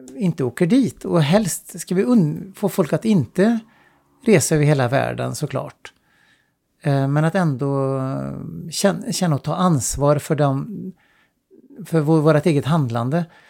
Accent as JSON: {"language": "Swedish", "country": "Sweden", "also_born_or_lived": "China", "moved": "as an adult", "said": "jag är svensk"}